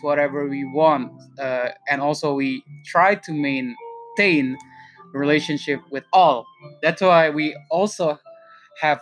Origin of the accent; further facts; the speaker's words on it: Indonesia; We are from the Far East anyway, so people say that Indonesia is Far East